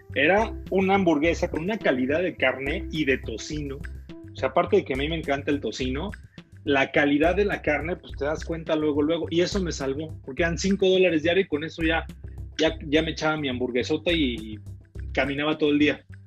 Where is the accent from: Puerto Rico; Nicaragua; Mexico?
Mexico; Yo como mexicano